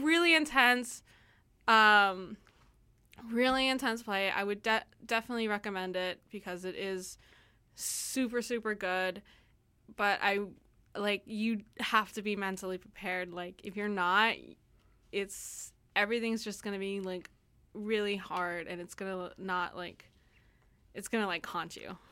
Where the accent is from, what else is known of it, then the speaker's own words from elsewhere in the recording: United States; I'm American